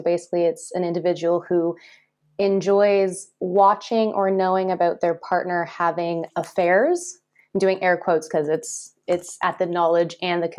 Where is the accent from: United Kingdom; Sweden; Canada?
Canada; just outside of Toronto, Ontario; now in France; I was born and raised just outside of Toronto.